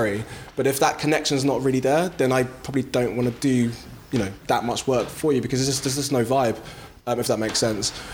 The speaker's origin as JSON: {"language": "English", "region": "London", "country": "United Kingdom", "said": "I'm from South London, Brixton."}